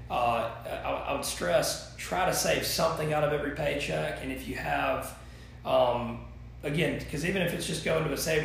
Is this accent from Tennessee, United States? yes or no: no; Thomasville, Georgia, United States; I born and raised in Thomasville, graduated from Thomas County Central in 2008